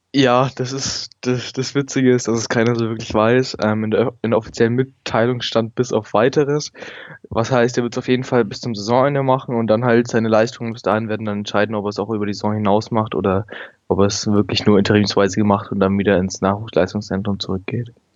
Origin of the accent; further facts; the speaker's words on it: Nuremberg, Bavaria, Germany; ich bin aus Nürnberg, ähm, bin 16 Jahre alt und gehe noch zur Schule und mache gerade meinen Abschluss